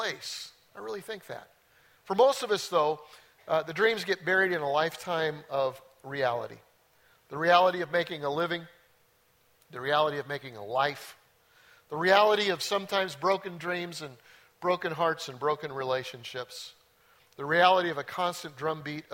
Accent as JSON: {"language": "English", "town": "Denver", "region": "Colorado", "country": "United States", "tie": "born or raised there", "said": "I grew up in Denver and went to Bear Creek High School."}